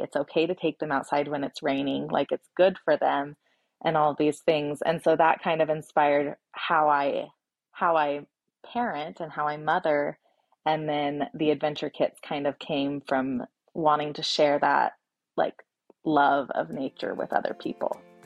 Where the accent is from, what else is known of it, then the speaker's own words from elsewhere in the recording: Oregon, United States; moved away as an adult; also born or lived in Washington; now in Boise, United States; I was born and raised in Oregon